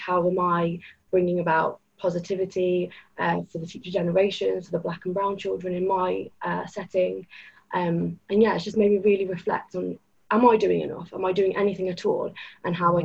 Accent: United Kingdom; even though I was born here, even though I have British citizenship, I have a red passport

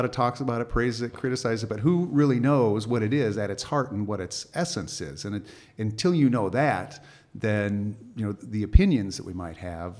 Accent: Nebraska, United States; Oh yeah, we're both from Nebraska too.

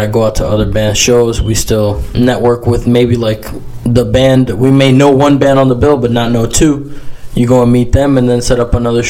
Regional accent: Florida, United States; born or raised there; also born or lived in Bronx, New York City

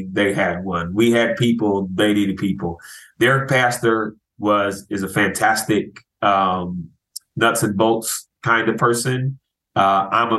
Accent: Chicago, Illinois, United States; moved away as an adult; also born or lived in Florida; now in Philadelphia, United States; I'm from Chicago originally

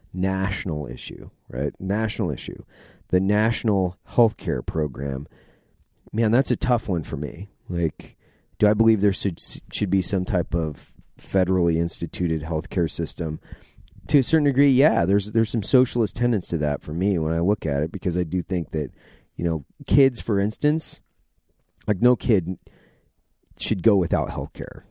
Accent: Idaho, United States; I'm from Idaho. My dad was a logger

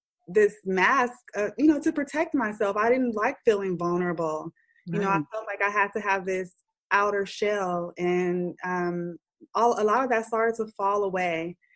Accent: Oakland, California, United States; In the community where I was raised, I loved growing up in Oakland

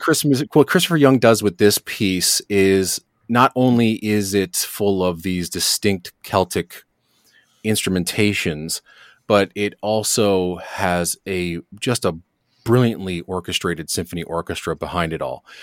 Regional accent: Hamilton, Ontario, Canada; also born or lived in Toronto / Ajax; I spent about uh, you know grade seven till my mid twenties living in Hamilton, mm and uh, I consider that my hometown.

